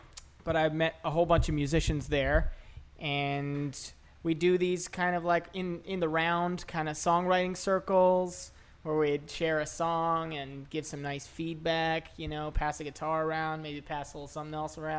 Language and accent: English; outside of Philadelphia, Pennsylvania, United States; also born or lived in Oceanside, New York / New York; now in New Orleans, United States; I was born in New York, in Oceanside. So I was born there, and I grew up outside of Philadelphia area.